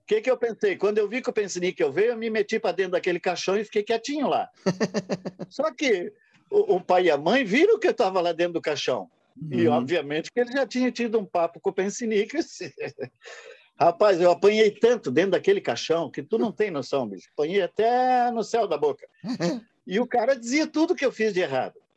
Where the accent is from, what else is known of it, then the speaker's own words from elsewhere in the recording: Brusque, Santa Catarina, Brazil; nós que somos de Brusque